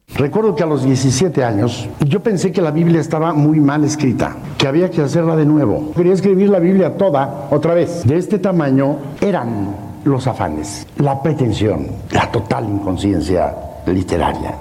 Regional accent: Mexico; Somos mexicanos

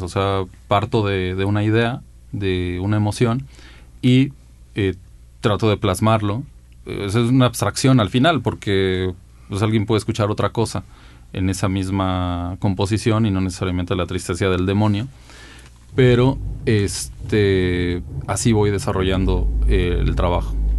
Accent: Mexico City, Mexico; yo nací en la Ciudad de México, eh, pues el Estado de México en gran medida es una ciudad dormitorio y en mi caso lo ha sido. Mi vida principalmente se ha desarrollado en la ciudad

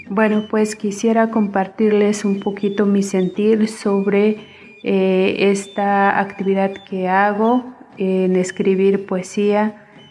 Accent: Las Margaritas, Chiapas, Mexico; first language Tojolabal; Spanish is a second language; del Ejido Veracruz, municipio de Las Margaritas, Chiapas.

